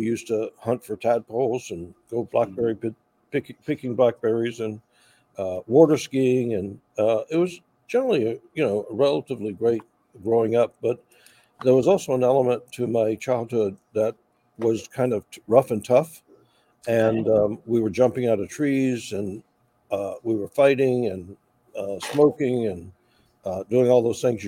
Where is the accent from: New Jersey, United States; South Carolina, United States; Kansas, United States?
South Carolina, United States; Charleston; now in Audubon, Pennsylvania, United States; I'm originally from Charleston, South Carolina.